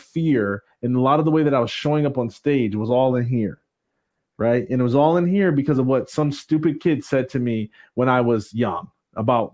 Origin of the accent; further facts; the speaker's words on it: Jackson, Michigan, United States; I grew up in Jackson, Michigan.